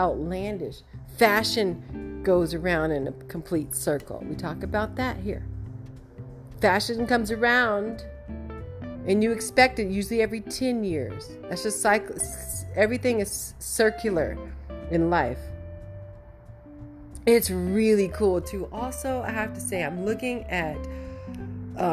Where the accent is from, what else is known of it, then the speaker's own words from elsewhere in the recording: United States; As an American